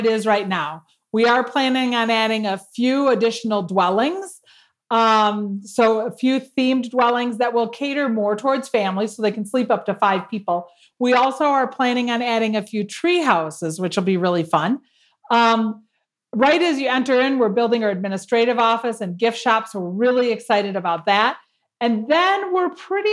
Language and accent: English; Madison, Wisconsin, United States; moved away as an adult; now in Knoxville, United States; I come from Madison, Wisconsin